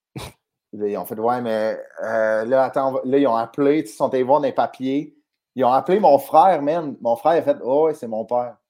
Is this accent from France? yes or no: no; Sainte-Thérèse, Quebec, Canada; on a tous grandi à sainte on a joué au hockey à sainte mon frère m'a coaché à Sainte-Thérèse